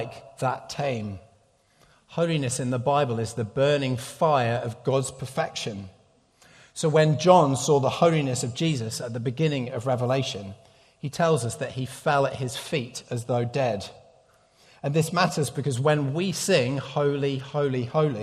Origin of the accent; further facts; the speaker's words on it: United Kingdom; moved away; I'm a Brit